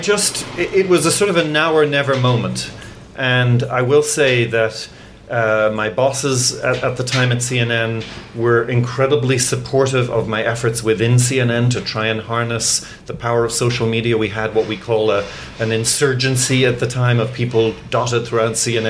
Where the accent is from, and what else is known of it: Ireland; born or raised there; also born or lived in England; now in United States